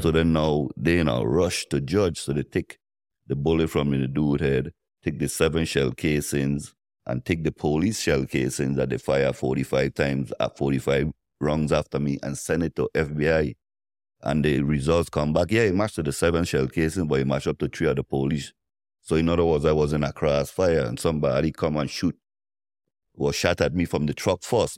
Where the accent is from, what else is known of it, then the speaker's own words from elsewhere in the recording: U.S. Virgin Islands; I'm from Saint Thomas